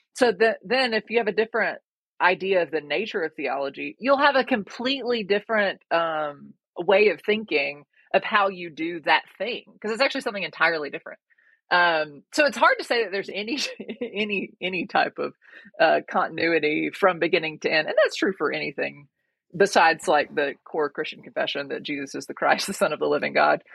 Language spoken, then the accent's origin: English; Georgia, United States; moved away as an adult; also born or lived in North Africa; I'm originally from Georgia. I did my undergrad at the University of Georgia